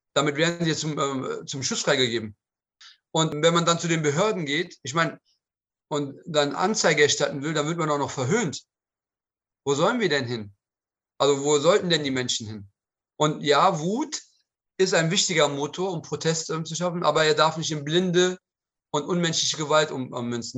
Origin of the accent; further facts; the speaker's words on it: Cologne, North Rhine-Westphalia, Germany; ich war ja zur Zeit des ähm, Anschlages, des Nagelbombenanschlages auch Anwohner der Kolbstraße. Nicht Bewohner, aber habe in unmittelbarer Nähe gewohnt und meine Kindheit habe ich auf der Kolbstraße verbracht